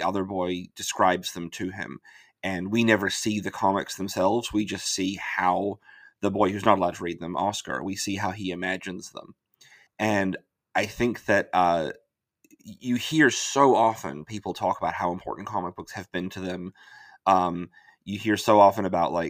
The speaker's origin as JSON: {"language": "English", "country": "New Zealand", "moved": "yes", "said": "I'm from New Zealand originally"}